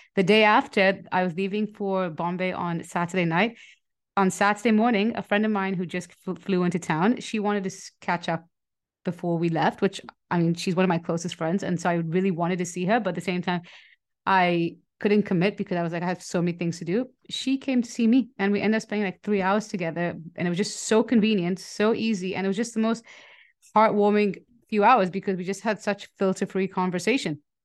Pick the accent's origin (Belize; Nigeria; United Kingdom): Nigeria; moved away; I grew up in Nigeria